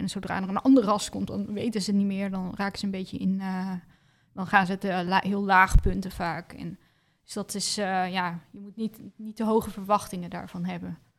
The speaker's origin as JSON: {"language": "Dutch", "country": "Netherlands", "said": "ik uit Nederland kwam"}